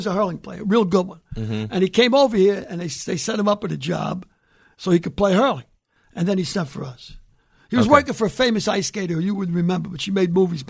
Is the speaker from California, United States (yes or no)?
no; New York City, New York, United States; also born or lived in County Cork, Ireland; My thing about growing up in the Bronx in the 50s